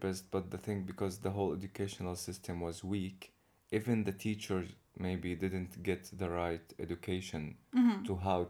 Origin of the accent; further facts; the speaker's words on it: Syria; also born or lived in Saudi Arabia / Turkey; now in Istanbul, Turkey; I'm actually Syrian.